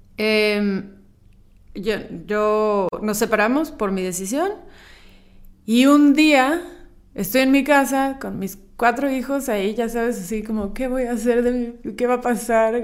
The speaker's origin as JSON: {"language": "Spanish", "region": "Chiapas", "country": "Mexico", "tie": "born or raised there", "also_born_or_lived": "central Mexico", "moved": "yes", "said": "A mí me criaron en Chiapas, que es aquí básicamente es Guatemala"}